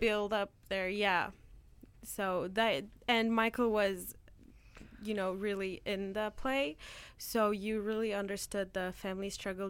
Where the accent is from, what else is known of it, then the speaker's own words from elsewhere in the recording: Turkey; now in Canada; every winter when I go back to Turkey